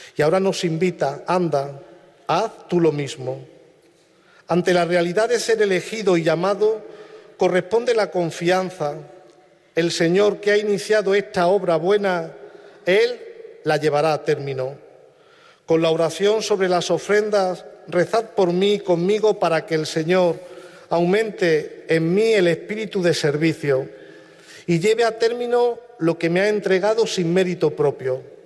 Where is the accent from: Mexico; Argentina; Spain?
Spain; Villafranca; moved away; paisanos de Villafranca, mi pueblo natal